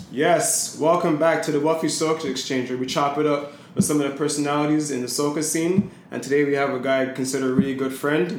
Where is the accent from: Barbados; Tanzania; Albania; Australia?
Barbados; we're from Barbados